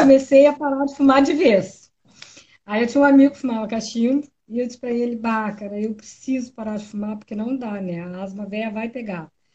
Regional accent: Pelotas, Rio Grande do Sul, Brazil; Eu sou pelotense

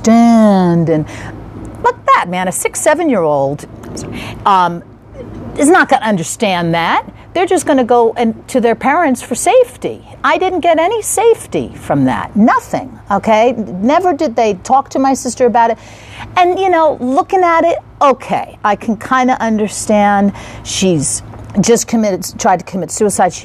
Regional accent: East Coast, United States; I'm from the East Coast

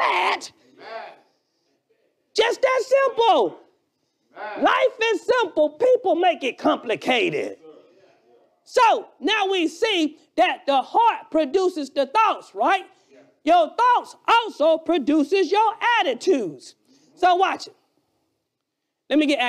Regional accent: Alabama, United States; accent: Alabama; my Alabama accent

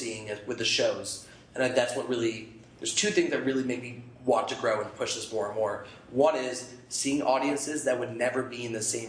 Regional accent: Albany, New York, United States; moved away as an adult; now in Portland, United States; I'm from Albany, New York

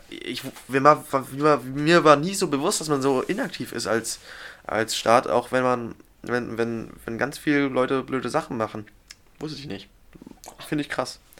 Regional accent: Germany; wir als Deutsche

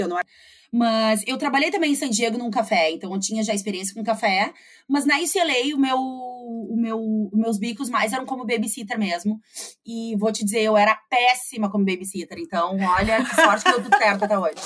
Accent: Porto Alegre, Rio Grande do Sul, Brazil; moved away as an adult; also born or lived in United States; eu sou de Porto Alegre, eu morei aqui até

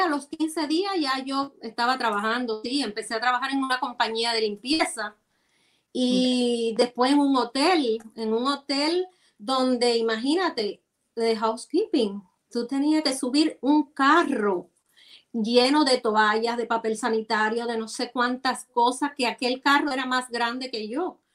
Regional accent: Santiago de Cuba, Cuba; moved away; como santiaguera

